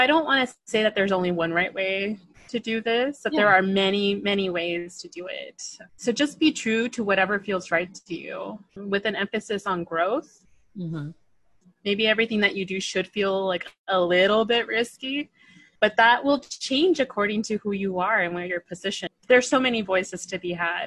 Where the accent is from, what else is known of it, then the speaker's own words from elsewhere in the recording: Palm Springs, California, United States; I'm from Palm Springs, born and raised in the Coachella Valley.